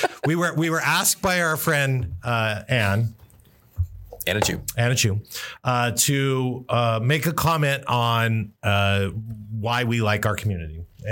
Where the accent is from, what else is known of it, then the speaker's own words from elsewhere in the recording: Newfoundland and Labrador, Canada; I am Newfoundlander.